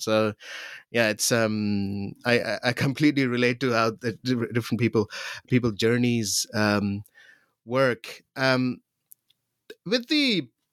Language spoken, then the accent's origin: English; Pakistan; growing up in Pakistan